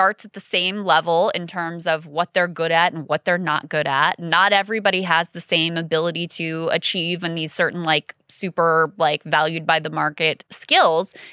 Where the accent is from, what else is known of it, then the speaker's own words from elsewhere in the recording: King George County, Virginia, United States; growing up in King George County, where my kids also go to public schools